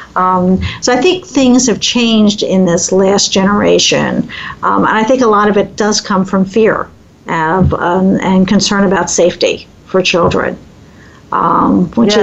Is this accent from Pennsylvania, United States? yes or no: yes; Philadelphia, Pennsylvania, United States; now in Midwest, United States; growing up in Philadelphia